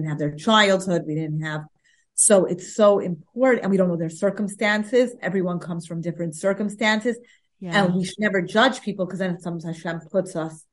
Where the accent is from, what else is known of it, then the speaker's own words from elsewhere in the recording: New York City, New York, United States; growing up in the Upper West Side